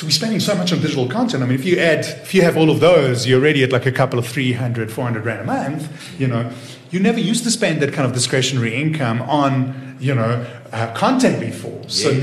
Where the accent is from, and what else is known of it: Israel; born or raised there; also born or lived in Watford, United Kingdom; now in South Africa